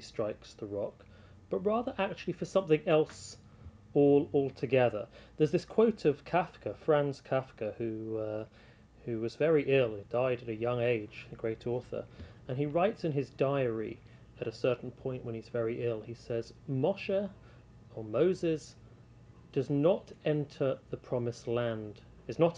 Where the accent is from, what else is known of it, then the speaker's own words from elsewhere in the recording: United Kingdom; being British